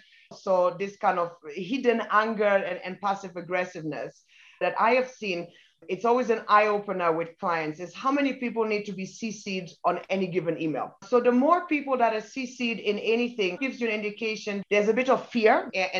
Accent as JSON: {"language": "English", "country": "Ghana", "tie": "born or raised there", "also_born_or_lived": "Germany / United Kingdom / Italy / Belgium", "lives_now": "Kenya", "said": "I'm half British, half Nigerian, but I was born in Germany, grew up in Ghana and in the UK. And then I've worked in Italy, in Belgium, and for the past 14 years, been based out of Kenya."}